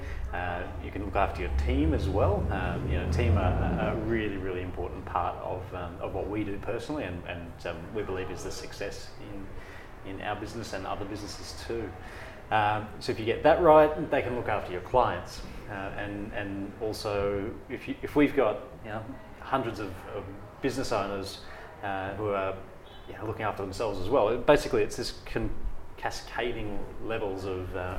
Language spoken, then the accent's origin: English; Brisbane, Queensland, Australia; I was actually born and raised in Brisbane. Haven't really gone too far out